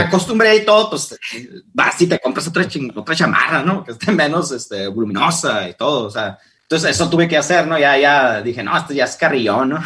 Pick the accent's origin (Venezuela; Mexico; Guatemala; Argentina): Mexico; Ensenada, Baja California; moved away as an adult; now in Seattle, United States; soy el mexicano